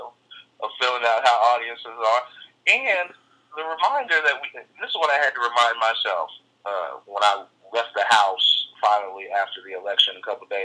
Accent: United States; I'm still an American, born here, raised here. This is my country

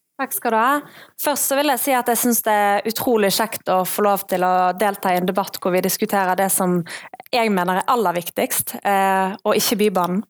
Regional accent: Bergen, Vestland, Norway; Jeg er fra Flaktveit og har gått på Flaktveit barneskole, Breimyr ungdomsskole og Bergen katedralskole

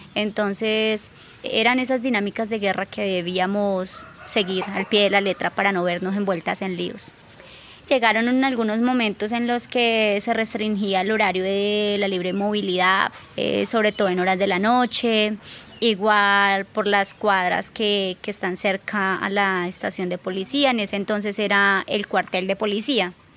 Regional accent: Algeciras, Huila, Colombia; also born or lived in Bogotá / Neiva; nacida y criada acá en Algeciras, Huila

